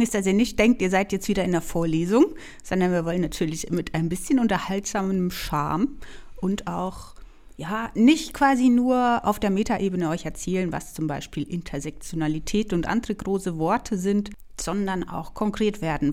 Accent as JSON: {"language": "German", "area": "Franconia", "region": "Bavaria", "country": "Germany", "accent": "Franconian rolled R", "said": "ich komme aus Franken, deshalb ist mein R ein bisschen stärker"}